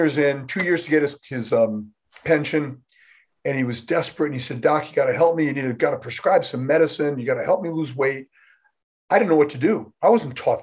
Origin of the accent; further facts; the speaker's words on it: Rhode Island, United States; moved away as an adult; I'm from Rhode Island